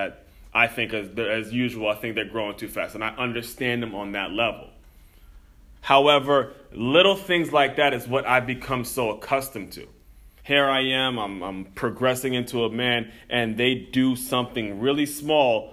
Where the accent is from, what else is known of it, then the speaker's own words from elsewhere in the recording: Silver Spring, Maryland, United States; moved away as an adult; also born or lived in Florida; growing up in Silver Spring, Maryland, right on the outskirts